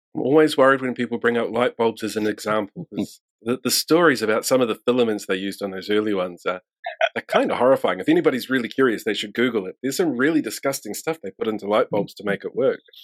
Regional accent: New Zealand; I'm from New Zealand

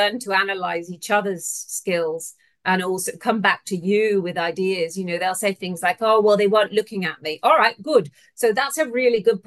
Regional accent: United Kingdom; moved away as an adult; now in Australia; I'm originally from the UK

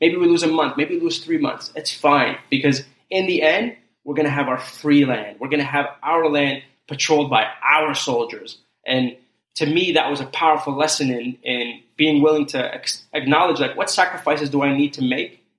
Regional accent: Canada; also born or lived in Kurdistan; growing up in Canada as a refugee immigrant

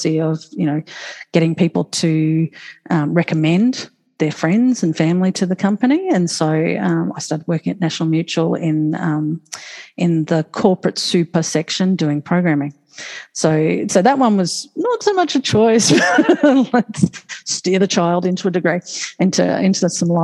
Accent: Moreton Bay, Queensland, Australia; I just enjoyed playing and growing up on Moreton Bay

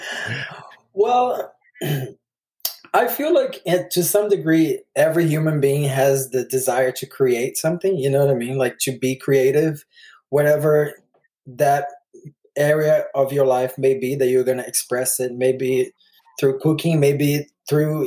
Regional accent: Brazil; now in United States; I grew up in Brazil

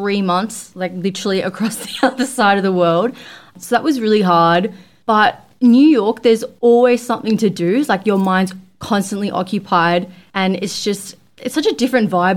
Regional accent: Australia; I was like from Australia

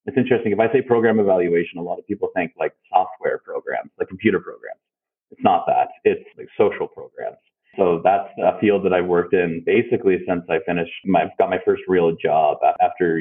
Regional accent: the Annapolis Valley, Nova Scotia, Canada; also born or lived in Halifax / Yarmouth / Fredericton / Ontario; now in Liverpool, Canada; I come from Nova Scotia. I was born in Halifax, spent early years in Yarmouth, but mostly grew up in the Valley.

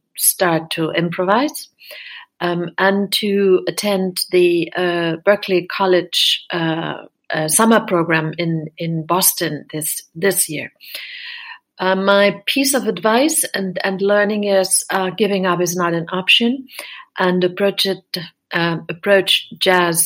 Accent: Berlin, Germany; I'm from Berlin, Germany

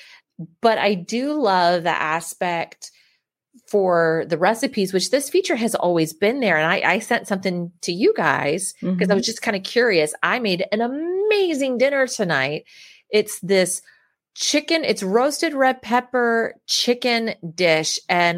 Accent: Baltimore, Maryland, United States; I'm from Baltimore

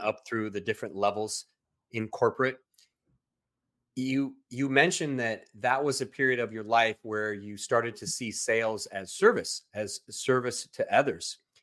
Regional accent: Southern California, United States; moved away as an adult; also born or lived in Central Coast, California; now in Texas, United States; I'm originally from Southern California

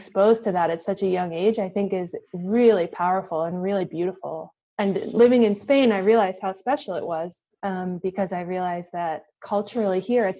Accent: New York, United States; a lot of kids growing up in New York, is that we have this incredible exposure to people from all kinds of cultures growing up in New York.

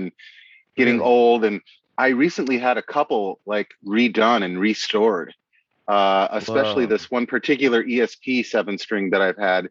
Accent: Appleton, Wisconsin, United States; now in Seattle, United States; I'm from Appleton, Wisconsin

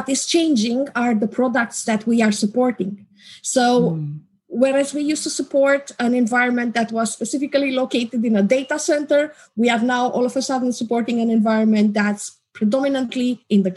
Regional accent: Romania; now in Czech Republic; Currently in the Czech Republic. I am originally from Romania

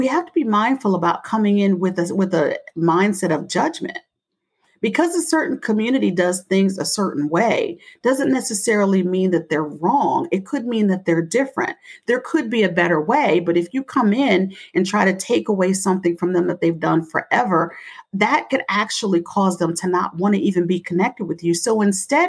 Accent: Delaware, United States; I come from Delaware

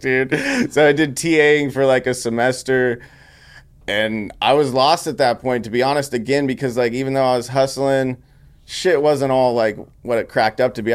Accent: Grass Valley, California, United States; moved away as an adult; also born or lived in Sacramento / Los Angeles; I grew up in Grass Valley, California.

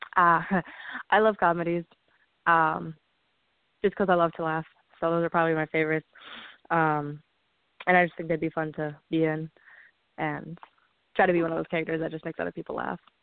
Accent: Stillwater, Minnesota, United States; So I grew up in Stillwater, Minnesota with five brothers and two sisters

